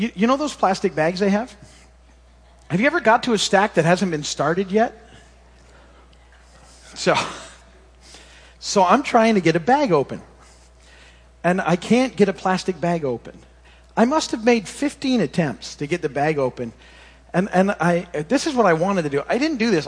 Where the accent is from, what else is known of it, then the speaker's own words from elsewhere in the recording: Michigan, United States; moved away; when I was a kid growing up in Michigan